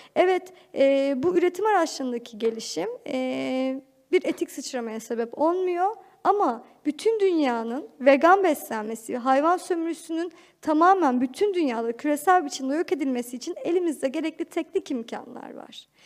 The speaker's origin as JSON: {"language": "Turkish", "region": "Ankara", "country": "Turkey", "tie": "born or raised there", "said": "çocukluğumu Ankara'da geçirdim."}